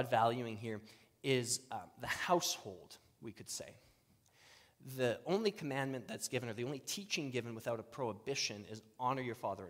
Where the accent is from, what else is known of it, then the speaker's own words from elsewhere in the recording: Saskatchewan, Canada; I grew up in Saskatchewan